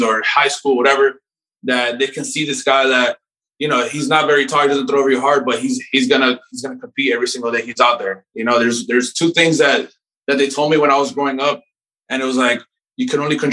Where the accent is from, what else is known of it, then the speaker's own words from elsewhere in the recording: Miami, Florida, United States; I grew up in Miami